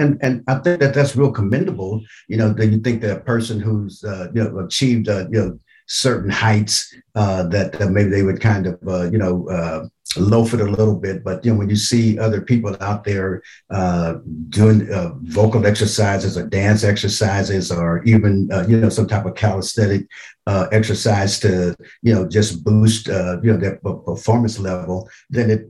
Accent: Oakland, California, United States; also born or lived in Little Rock, Arkansas; growing up in Oakland, I mean, Oakland is just a tremendous, tremendous city.

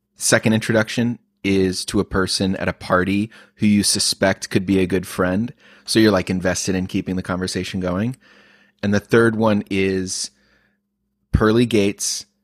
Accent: Oklahoma, United States; I grew up as a kid, a little kid in Oklahoma

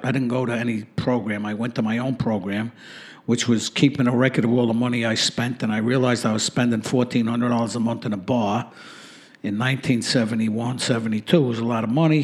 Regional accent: New York City, New York, United States; Growing up in Brooklyn, for me, was a good experience for the most part

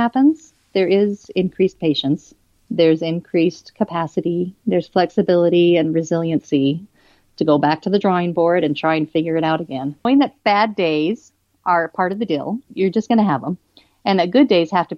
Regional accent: Twin Falls, Idaho, United States; I grew up mostly in the Twin Falls area

